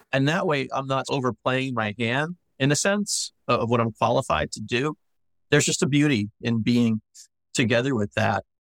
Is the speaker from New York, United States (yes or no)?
yes; New York, United States; now in Knoxville, United States; as a New Yorker